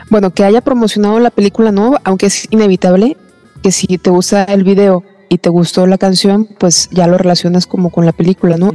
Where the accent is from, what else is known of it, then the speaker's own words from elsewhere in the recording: Mexico; creo que como mexicanos